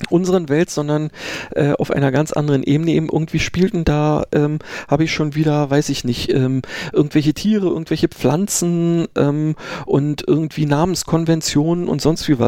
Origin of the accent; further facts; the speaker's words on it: Berlin, Germany; ich bin ja in Berlin äh, geboren und aufgewachsen, äh, dementsprechend gab es da sowas